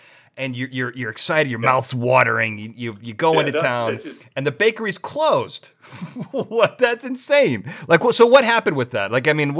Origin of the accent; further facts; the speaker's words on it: United States; That's something I can understand as an American.